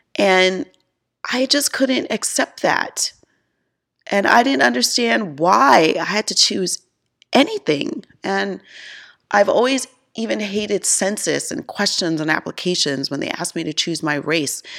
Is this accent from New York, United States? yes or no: yes; Mount Vernon, New York, United States; moved away as an adult; also born or lived in Bronx, New York; now in Charlotte, United States; I felt growing up in New York, I could be whoever I want